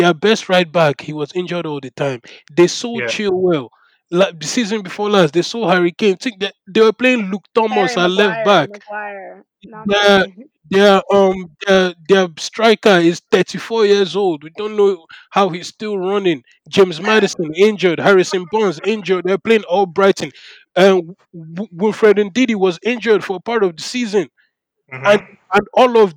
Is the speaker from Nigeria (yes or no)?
yes; Nigeria; I am Nigerian